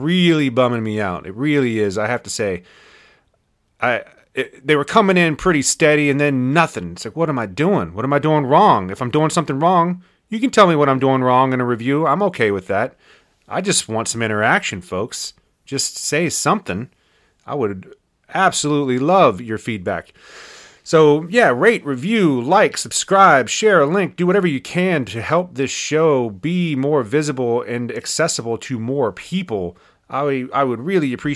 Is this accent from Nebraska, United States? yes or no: no; Winchester, Virginia, United States; our hometown of Winchester, Virginia